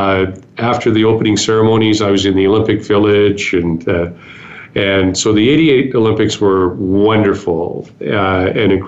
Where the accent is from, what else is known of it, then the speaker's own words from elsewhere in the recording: Calgary, Alberta, Canada; growing up in Calgary